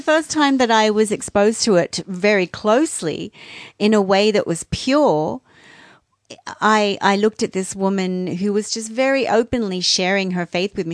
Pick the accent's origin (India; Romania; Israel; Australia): Australia; I'm Australian